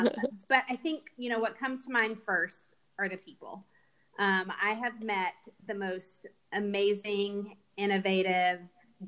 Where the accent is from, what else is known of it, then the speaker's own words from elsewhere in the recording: Fort Worth, Texas, United States; moved away as an adult; also born or lived in Austin, Texas; now in North Carolina, United States; So I was born and raised in Fort Worth, Texas.